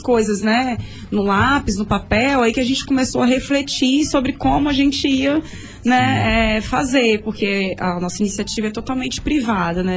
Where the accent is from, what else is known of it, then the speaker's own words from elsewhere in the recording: Vitória, Espírito Santo, Brazil; sou nascida e criada em Jardim de Camburi